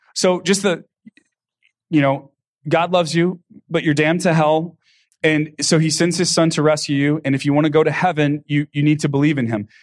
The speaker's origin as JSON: {"language": "English", "region": "Texas", "country": "United States", "tie": "born or raised there", "said": "I grew up with in Texas where I grew up"}